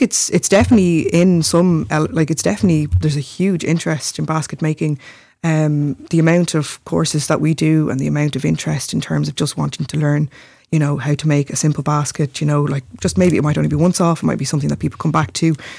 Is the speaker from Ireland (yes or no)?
yes; Glendalough, Leinster, Ireland; growing up in Glendalough